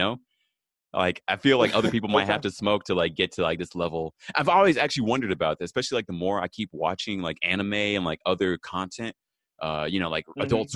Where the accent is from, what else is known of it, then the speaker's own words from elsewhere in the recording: Texas, United States; now in California, United States; I'm from Texas